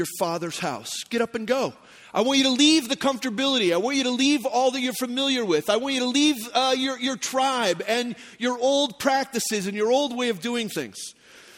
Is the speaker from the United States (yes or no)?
yes; Phoenix, Arizona, United States; moved away; also born or lived in Texas; I grew up in Phoenix. I was born in Texas